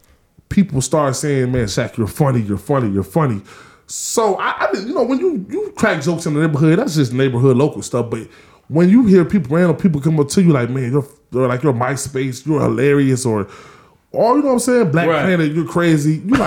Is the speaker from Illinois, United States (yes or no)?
yes; North Chicago, Illinois, United States; I'm from North Chicago, born and raised